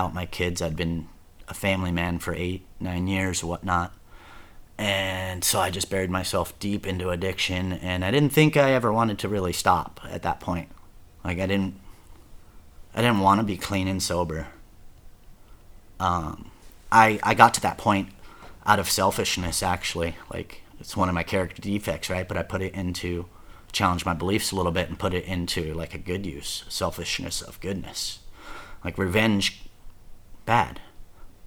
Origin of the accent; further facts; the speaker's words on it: Garden Grove, California, United States; moved away; also born or lived in Lake Havasu, Arizona; I'm from Orange County.